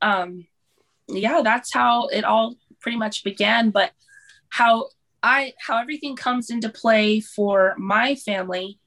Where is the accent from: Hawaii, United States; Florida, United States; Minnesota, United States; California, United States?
Hawaii, United States; Honolulu; also born or lived in Hermiston, Oregon / Kodiak, Alaska; now in Valdez, United States; I'm from Hawaii. I was born in Honolulu, Hawaii